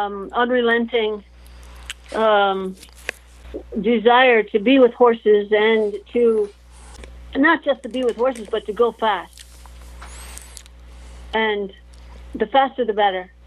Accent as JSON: {"language": "English", "area": "outside Chicago", "region": "northwest Indiana", "country": "United States", "tie": "born or raised there", "also_born_or_lived": "Tampa Bay", "moved": "yes", "said": "I grew up outside of Chicago, in northwest Indiana"}